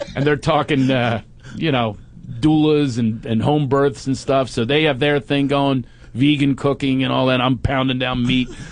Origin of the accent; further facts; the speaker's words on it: Philadelphia, Pennsylvania, United States; moved away; I'm from right across the river, Philly